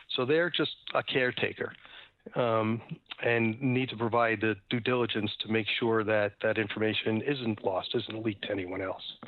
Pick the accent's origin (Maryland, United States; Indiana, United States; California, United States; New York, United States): New York, United States; New York City; grew up in New York City. I'm a paranoid New Yorker.